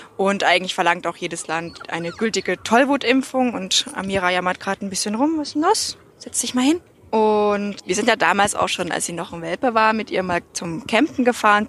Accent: Germany; now in Austria; Ich komme ursprünglich aus Deutschland.

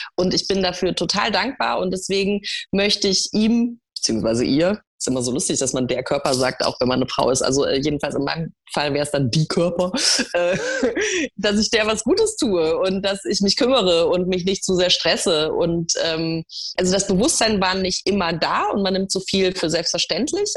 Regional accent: Munich, Bavaria, Germany; Ich bin in München geboren

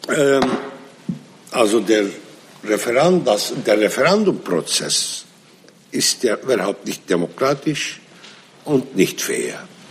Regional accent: Nusaybin, Mardin, Turkey; first language Arabic; German is a second language; in Nusaybin, das ist meine Heimatstadt

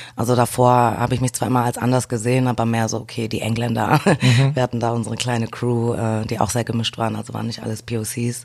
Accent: Düsseldorf, North Rhine-Westphalia, Germany; also born or lived in Tilburg, Netherlands; Also ich komme aus Düsseldorf. Ich bin Düsseldorfer Mädchen. Mhm. ähm, ja, bin dort geboren, aufgewachsen

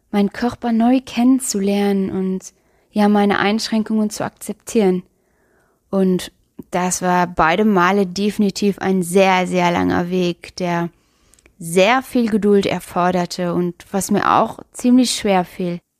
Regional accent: Luxembourg; ich bin … und ja, ich komme aus Luxemburg, falls du dich vielleicht schon über meinen Akzent gewundert hast.

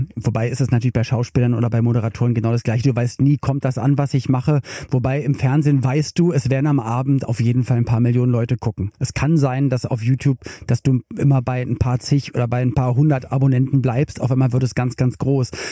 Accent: Berlin, Germany; Ich komme auch aus Westberlin

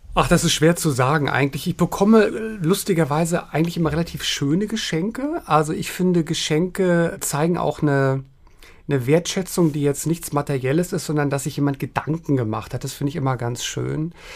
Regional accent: Berlin, Germany; moved away; ich bin ja in West-Berlin groß geworden

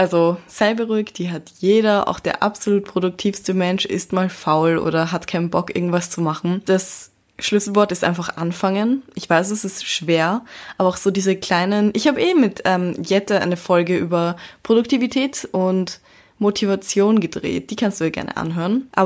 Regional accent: Vienna, Austria; born there; Ich bin mixed und ich wurde in Wien geboren und mir wurde Chinesisch nicht beigebracht, seitdem ich ein kleines Baby war.

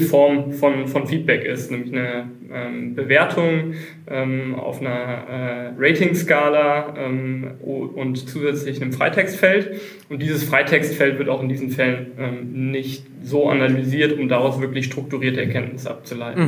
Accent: Düsseldorf, North Rhine-Westphalia, Germany; moved away as an adult; now in Mannheim, Germany; ich bin ursprünglich Düsseldorfer, aber seit, äh, wie man es hier im Hintergrund sieht, 13 äh, Jahren Wahl Mannheimer

